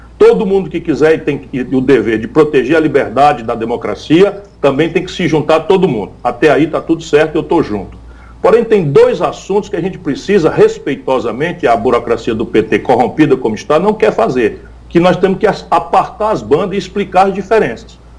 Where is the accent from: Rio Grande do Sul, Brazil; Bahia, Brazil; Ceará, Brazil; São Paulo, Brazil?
Ceará, Brazil; interior of the Northeast; eu sou criado e educado na escola pública do interior do Nordeste, que é a minha terra